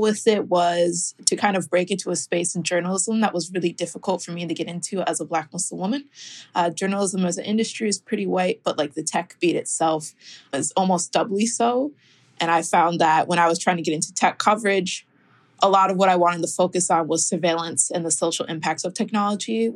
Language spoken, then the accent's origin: English; Minneapolis, Minnesota, United States; moved away as an adult; now in Philadelphia, United States; I'm a journalist currently based in Philadelphia, but I'm from Minneapolis, Minnesota